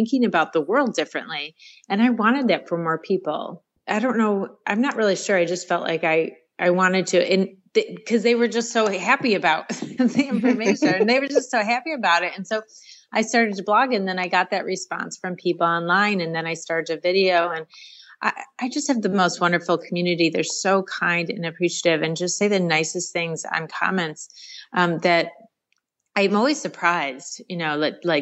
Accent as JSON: {"language": "English", "town": "Rochester", "region": "New York", "country": "United States", "tie": "born or raised there", "said": "I grew up, born and raised in Rochester, New York."}